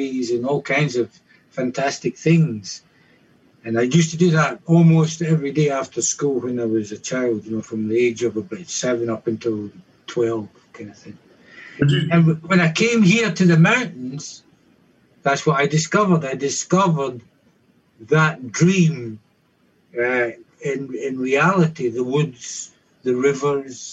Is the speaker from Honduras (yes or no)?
no; Scotland, United Kingdom; moved away as an adult; now in Maggie Valley, United States; It's where I grew up in Scotland